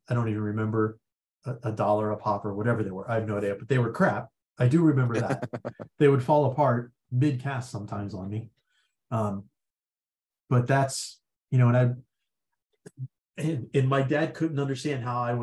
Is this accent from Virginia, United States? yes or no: yes; Virginia, United States; I grew up in Virginia